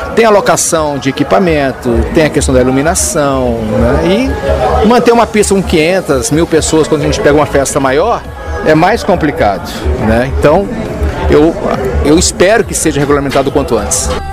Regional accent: São Paulo, Brazil; now in Brasília, Brazil; sou de São Paulo, trabalhei nas casas noturnas de São Paulo

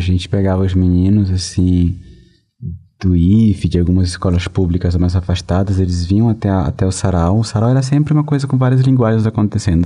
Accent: Venezuela; moved away; na Venezuela, que é meu país de origem

